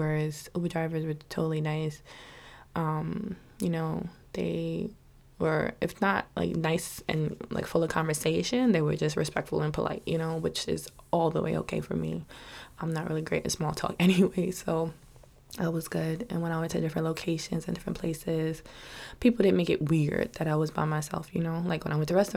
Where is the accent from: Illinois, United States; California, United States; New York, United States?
New York, United States; New York City; Living in New York City, growing up in New York City